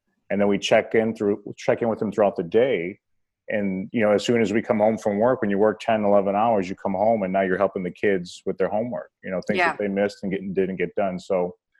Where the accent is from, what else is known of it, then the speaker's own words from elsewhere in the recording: Berwyn, Illinois, United States; also born or lived in Cicero, Illinois; We lived a little bit in Cicero, and then we moved to Berwyn